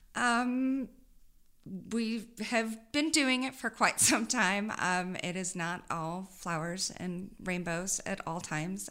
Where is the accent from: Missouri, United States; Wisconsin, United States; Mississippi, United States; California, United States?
Missouri, United States; Saint Charles; also born or lived in Columbia, Missouri; I grew up out, outside of Saint Louis in Saint Charles.